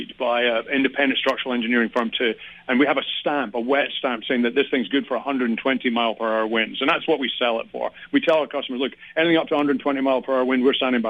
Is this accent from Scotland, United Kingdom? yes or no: yes; Scotland, United Kingdom; now in San Diego, United States; I am from Scotland.